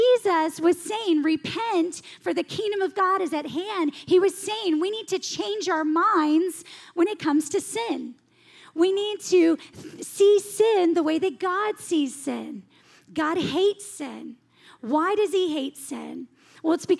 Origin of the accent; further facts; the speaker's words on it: the South, United States; I grew up in the South going to church in the Bible Belt